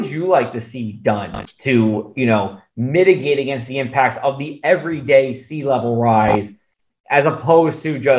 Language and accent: English; Brigantine, New Jersey, United States; You know, just growing up in Brigantine and, you know, still being very active with the waterways